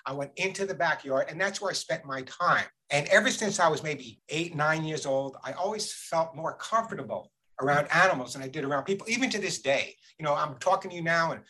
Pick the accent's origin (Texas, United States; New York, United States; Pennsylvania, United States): New York, United States; Long Island; I grew up on Long Island, in a typical Long Island Jewish household